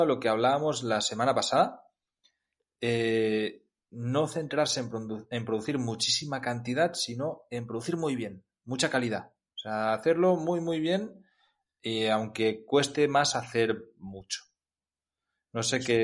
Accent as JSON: {"language": "Spanish", "region": "Catalonia", "country": "Spain", "said": "soy catalán y, ya sabemos lo que se cuece por mi, por mi zona"}